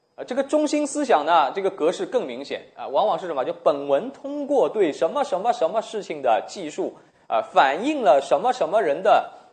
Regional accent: China; 我们中国人

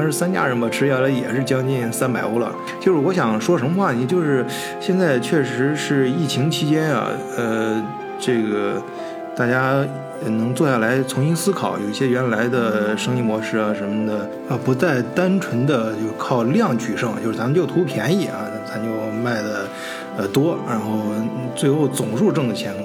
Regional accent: China; now in Germany; 我们中国人最熟悉的这个饮食业

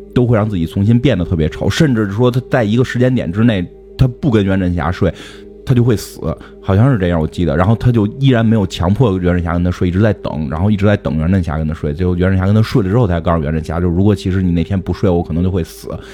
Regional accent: China; 作为中国人，我觉得比《达芬奇密密码》还强

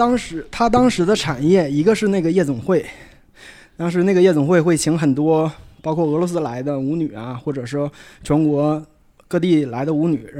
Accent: Shenyang, Liaoning, China; 我是燕粉街出生的人，嗯，我也是在燕粉街长大的人。

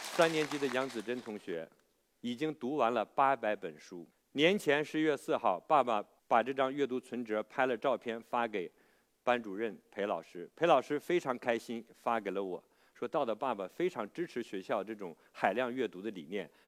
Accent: China; 那我们中国人学英语呢，真的是很苦恼

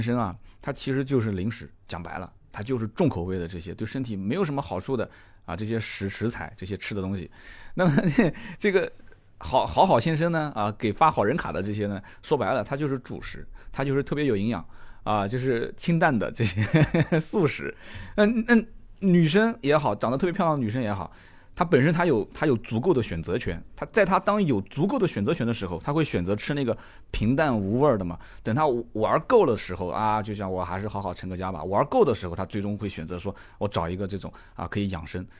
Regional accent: Nanjing, Jiangsu, China; 我们南京人讲混得挺妖的，就是混得挺好

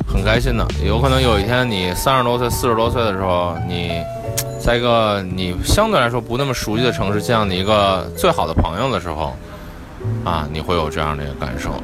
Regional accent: Beijing, China; 我作为一个北京人

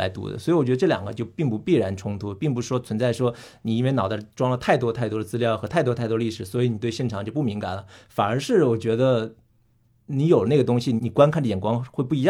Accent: Hunan, China; 因为我是湖南人，

